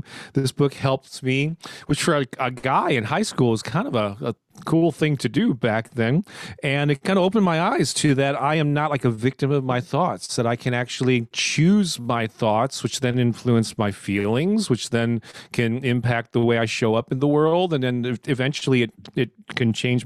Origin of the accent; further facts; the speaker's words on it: St. Louis, Missouri, United States; born and raised in St. Louis, Missouri, right in the heart of the Midwest here in the States. I've never lived anywhere else